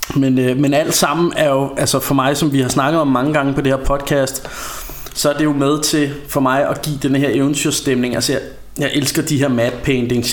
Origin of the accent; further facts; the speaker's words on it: Ringsted, Zealand, Denmark; vi kommer jo fra Ringsted